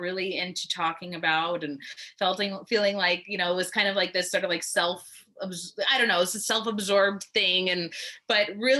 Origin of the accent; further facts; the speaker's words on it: New York City, New York, United States; I'm from New York City, and to maybe let that my accent come out sometimes